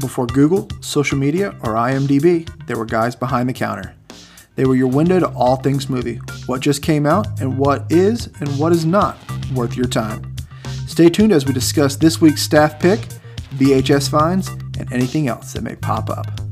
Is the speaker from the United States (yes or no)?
yes; the South, United States; accent: twang; I'm a Southerner